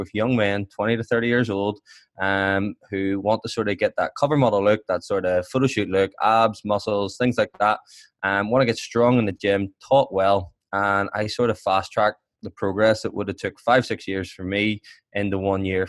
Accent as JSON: {"language": "English", "town": "Belfast", "region": "Northern Ireland", "country": "United Kingdom", "said": "I'm from Belfast"}